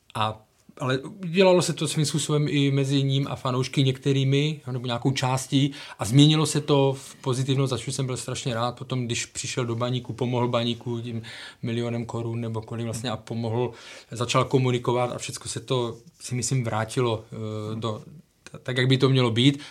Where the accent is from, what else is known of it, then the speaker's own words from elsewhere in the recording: Ostrava, Moravian-Silesian Region, Czechia; já jsem z Ostravy